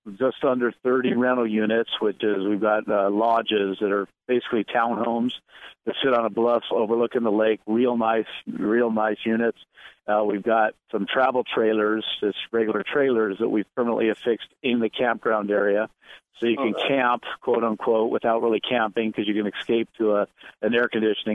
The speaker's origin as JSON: {"language": "English", "region": "Southern California", "country": "United States", "said": "I'm from Southern California"}